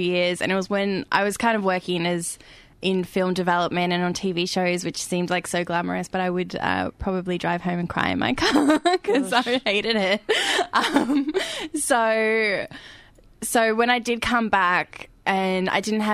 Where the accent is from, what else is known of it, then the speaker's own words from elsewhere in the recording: Australia; I was born in Australia. I'm very, like, aware of my privilege of being born in this country.